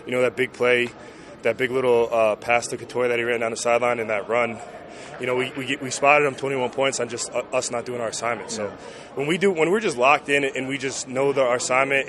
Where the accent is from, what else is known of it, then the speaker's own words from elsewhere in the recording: New Fairfield, Connecticut, United States; my hometown pizza spot, Bruno's Pizza in New Fairfield, Connecticut